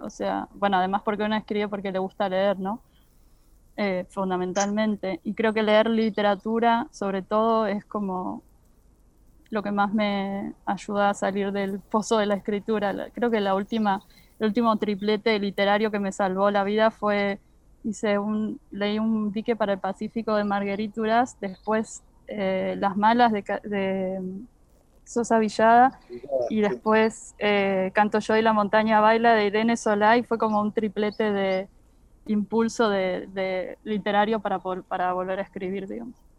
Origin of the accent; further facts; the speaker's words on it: Argentina; como argentinos